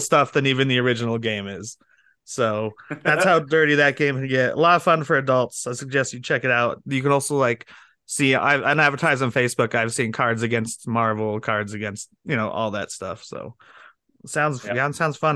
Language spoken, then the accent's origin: English; Denver, Colorado, United States; I grew up in Denver